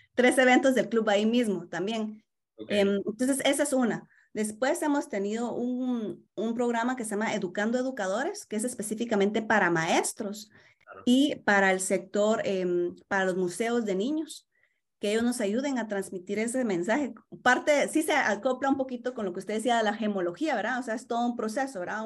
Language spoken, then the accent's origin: Spanish; Guatemala; now in Toronto, Canada; soy guatemalteca